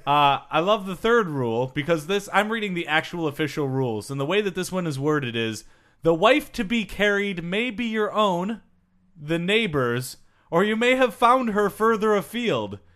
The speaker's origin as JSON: {"language": "English", "region": "Michigan", "country": "United States", "said": "I'm from Michigan."}